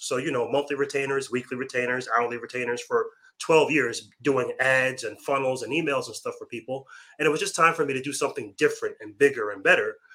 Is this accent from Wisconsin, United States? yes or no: no; Long Island, New York, United States; moved away; Originally from Long Island, New York.